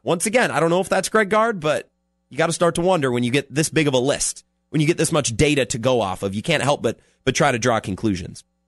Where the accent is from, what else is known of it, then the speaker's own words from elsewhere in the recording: Menomonie, Wisconsin, United States; now in La Crosse, United States; I'm from Menominee